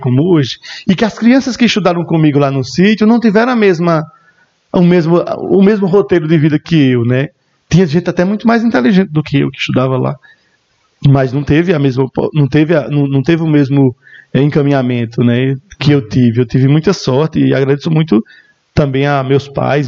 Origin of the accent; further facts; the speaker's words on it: Esperança, Paraíba, Brazil; also born or lived in Remígio, Brazil / Bahia, Brazil; Eu, eu nasci aqui em Esperança, na maternidade São Francisco de Assis, e sempre morei mesmo na divisa. Então, eu sou uma banda Esperança e uma banda Remígio